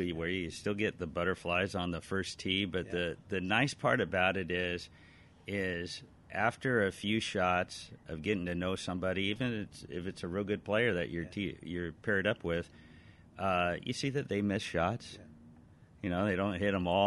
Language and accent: English; Alhambra, California, United States; also born or lived in Glendora; now in Whittier, United States; I was born and raised in Alhambra.